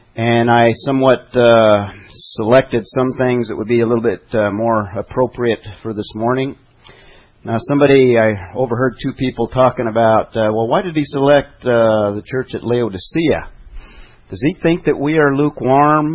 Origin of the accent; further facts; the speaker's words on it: Albuquerque, New Mexico, United States; I come from New Mexico, Albuquerque.